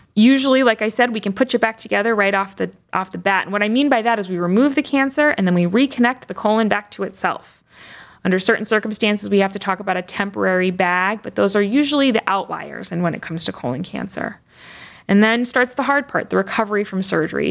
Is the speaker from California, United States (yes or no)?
no; Chicago, Illinois, United States; moved away as an adult; also born or lived in Michigan; now in Cleveland, United States; I am a Midwesterner through and through, born and raised initially in the Chicago area